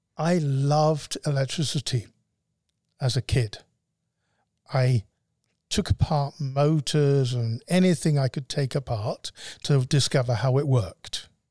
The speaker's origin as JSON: {"language": "English", "country": "United Kingdom", "also_born_or_lived": "Scotland", "moved": "as an adult", "lives_now": "Arizona, United States", "said": "I'm a Brit and my wife is a, a Scottish Brit."}